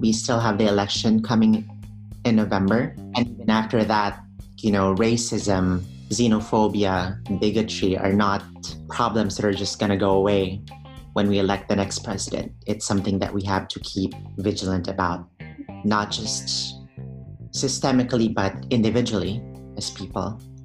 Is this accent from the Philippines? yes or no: yes; Philippines; moved away as an adult; now in United States; I'm an immigrant from the Philippines. I've only been here for over 10 years